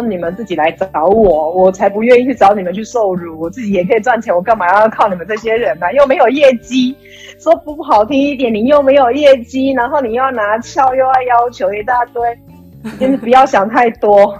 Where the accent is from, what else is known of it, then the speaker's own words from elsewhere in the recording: Taiwan; now in Thailand; 因为我是台湾人